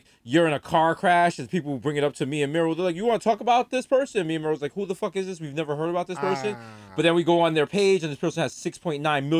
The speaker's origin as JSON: {"language": "English", "country": "United States", "said": "just because I'm from America."}